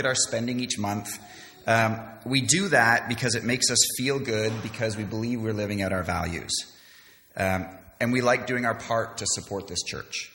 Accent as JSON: {"language": "English", "country": "Canada", "tie": "born or raised there", "also_born_or_lived": "London", "moved": "yes", "said": "I was born and raised in Canada, didn't go to a church at all when I was a child"}